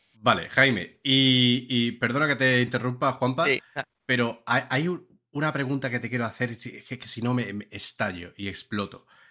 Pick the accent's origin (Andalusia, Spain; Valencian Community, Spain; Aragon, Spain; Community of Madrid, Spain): Andalusia, Spain; Seville; ser sevillano